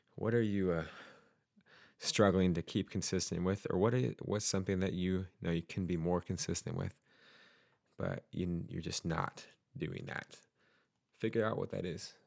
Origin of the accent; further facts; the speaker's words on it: Utah, United States; now in Oregon, United States; I grew up in Utah, and, uh, have a lot of friends who are still out there. And I did leave Utah for Oregon